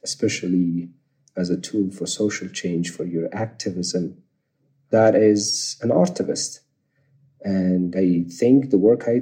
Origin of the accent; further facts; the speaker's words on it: Kabul, Afghanistan; I was born in Kabul. It was 86